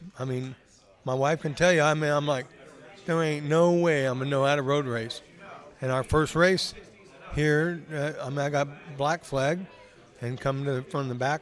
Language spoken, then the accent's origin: English; Salinas, California, United States; growing up in Salinas, obviously it's not a real big racing city